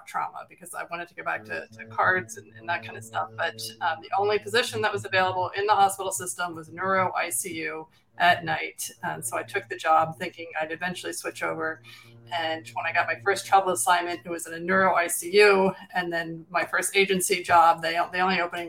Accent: Philadelphia, Pennsylvania, United States

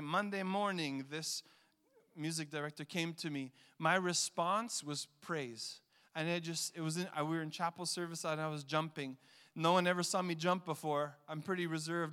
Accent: Montreal, Quebec, Canada; I grew up in Montreal

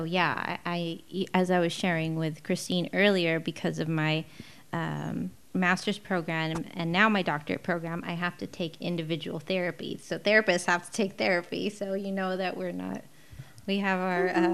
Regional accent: La Mirada, California, United States; also born or lived in Mexico City, Mexico / Hacienda Heights; now in Whittier, United States; I am not from Whittier. I grew up in La Mirada. I was born in Mexico City

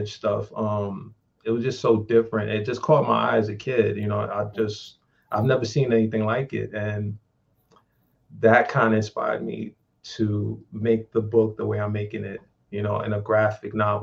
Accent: Richmond, Virginia, United States; I'm from Richmond, Virginia

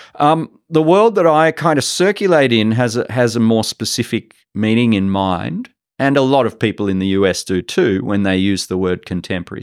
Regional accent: Sydney, New South Wales, Australia; moved away as an adult; now in Singapore; I grew up in Sydney and I studied in Sydney

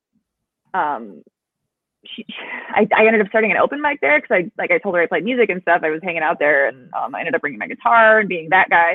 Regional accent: Cedar Springs, Michigan, United States; I grew up in Cedar Springs

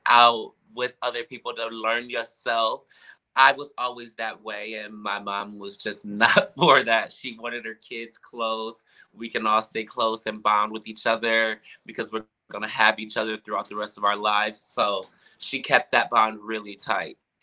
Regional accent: Milwaukee, Wisconsin, United States; moved away as an adult; now in Chicago, United States; I grew up in Milwaukee, Wisconsin with my parents

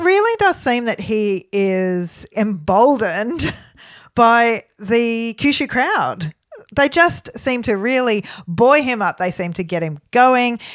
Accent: Melbourne, Victoria, Australia; we're from Melbourne

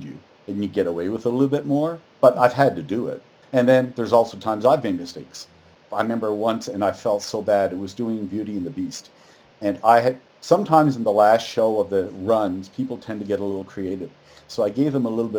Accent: Newfoundland and Labrador, Canada; moved away; I'm from Newfoundland and we graduate after grade 11, at least when I was going there

